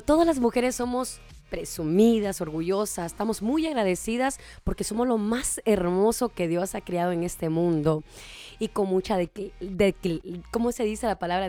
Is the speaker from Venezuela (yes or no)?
no; Honduras; now in Las Vegas, United States; yo soy nacida en Honduras, pero vengo de allá directamente para Las Vegas